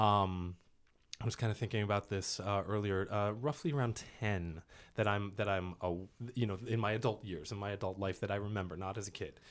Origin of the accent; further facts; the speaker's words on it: East Coast, United States; moved away as an adult; now in California, United States; I grew up in the East Coast